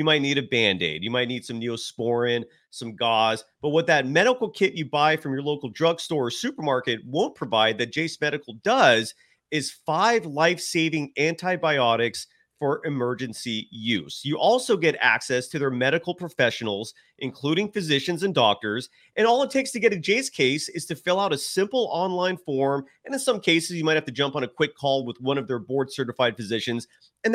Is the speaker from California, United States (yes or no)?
yes; Bay Area, California, United States; I grew up in the Bay Area